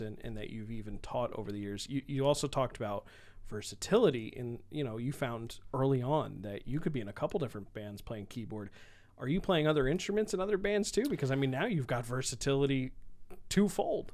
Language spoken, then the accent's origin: English; Bethlehem, Pennsylvania, United States; I grew up in, and went to high school in Bethlehem, Pennsylvania